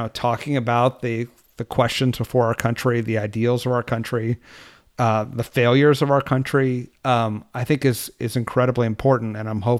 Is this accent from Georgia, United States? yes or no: no; California, United States; now in Washington, D.C., United States; And because I was from California, it was often too hot or too cold or just not fun to run.